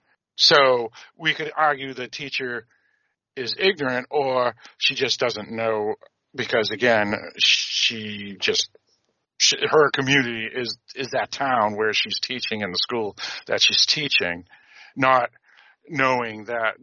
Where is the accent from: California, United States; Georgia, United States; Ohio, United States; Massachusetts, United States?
Massachusetts, United States; Boston; where I grew up in Greater Boston